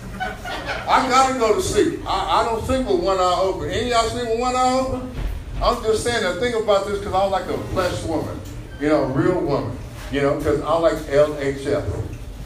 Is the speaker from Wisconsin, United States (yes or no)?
no; Corpus Christi, Texas, United States; I'm born and raised right here in C Square